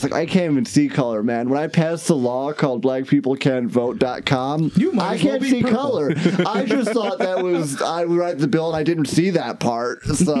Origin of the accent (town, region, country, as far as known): Ohio, United States; born or raised there; moved away